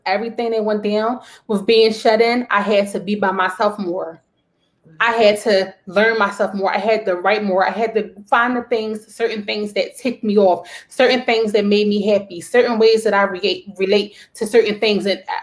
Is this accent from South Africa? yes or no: no; Jamaica; accent: Jamaican; my Jamaican accent